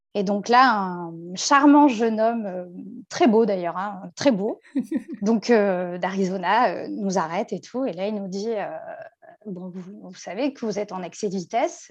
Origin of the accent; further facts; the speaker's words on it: France; On vient de France